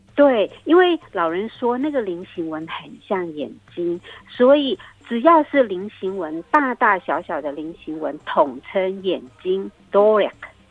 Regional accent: Taiwan; moved away; 因为毕竟我童年是在部落成长的

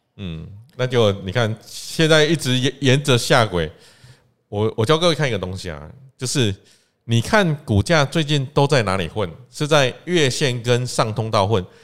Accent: Taiwan; 我们台湾人

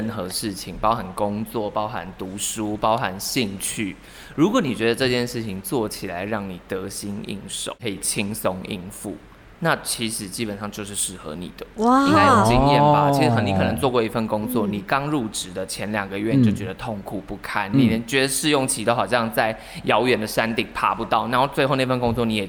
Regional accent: central Taiwan, Taiwan; 因为我是中部人

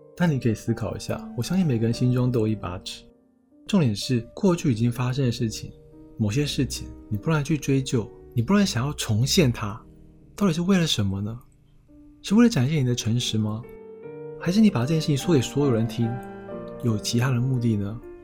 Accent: Nantou County, Taiwan; 我是南投人，南投是台湾的乡村，是台湾唯一不靠海的县市，跟台北不一样，台北你也难抬头看到星星，可是在南投很容易

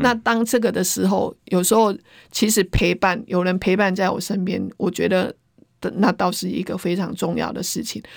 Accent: Taiwan; 我们如何保住我们台湾

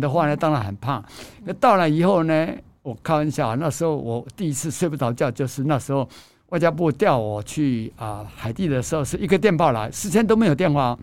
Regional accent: Chiayi County, Taiwan; also born or lived in Dalin, Chiayi; 我的故乡嘉义

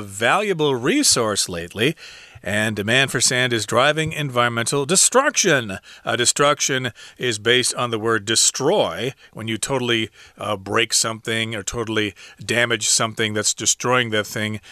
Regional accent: Midwest, United States; I'm from the Midwest in the United States

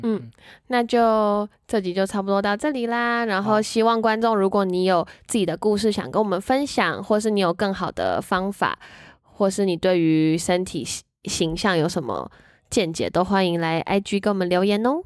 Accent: Taiwan; 我们台湾人或亚洲人很喜欢委曲求全或是忍耐

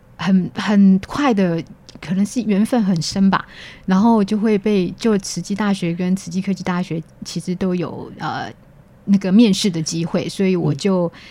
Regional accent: Taichung, Taiwan; moved away as an adult; also born or lived in Kaohsiung; now in Hualien, Taiwan; 我本身是台中人，然后我的家在东市那附近

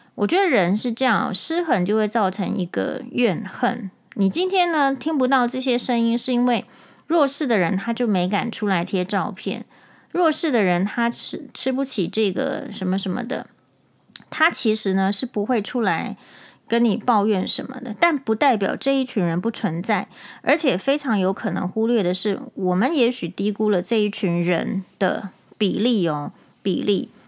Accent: Taiwan; 因为我是台湾人

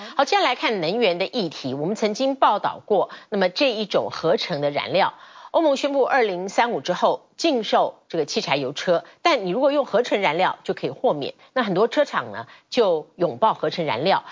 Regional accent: Taiwan; 我们台湾人

